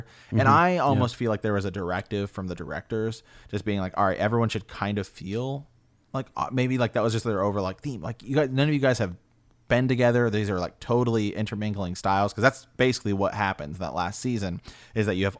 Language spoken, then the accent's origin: English; Ohio, United States; We are from Ohio, the Kingdom of Ohio, after all.